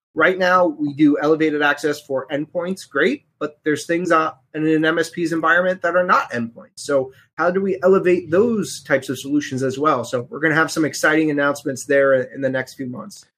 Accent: New York City, New York, United States; now in Connecticut, United States; I was born in the Bronx, and I live in Connecticut

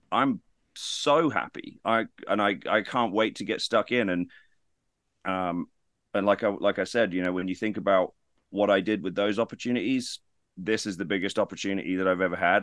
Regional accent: United Kingdom; being British

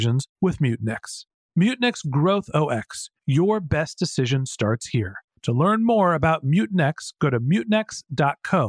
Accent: Northern California, United States; I was born in the United States, I live in Silicon Valley, I actually grew up in Northern California

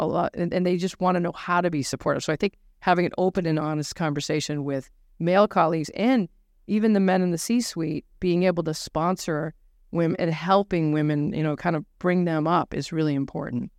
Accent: Nashua, New Hampshire, United States; I grew up in New Hampshire

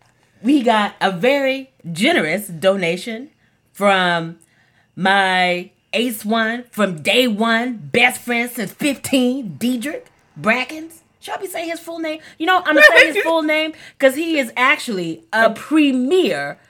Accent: Texas, United States; I'm from Texas

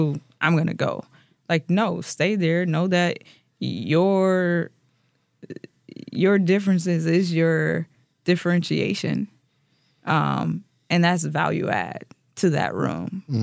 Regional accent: St. Louis, Missouri, United States; now in Wisconsin, United States; I'm from St. Louis

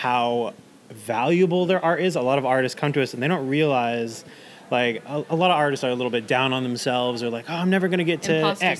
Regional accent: Florida, United States; moved away as an adult; now in Camano Island, United States; I was born in mid-Florida. So right in the center, like an hour away from Orlando and Tampa.

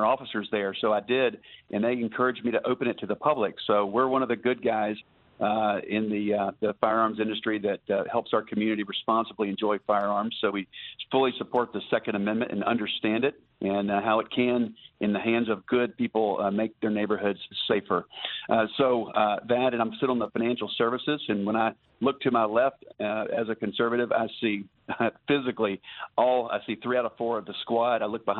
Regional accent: North Carolina, United States; I was born in North Carolina. I was raised on a working cattle farm there. Grew up in a family business that did janitorial and landscaping.

